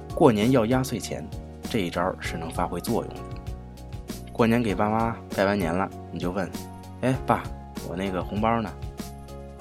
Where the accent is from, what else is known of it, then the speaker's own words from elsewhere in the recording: China; 我们中国人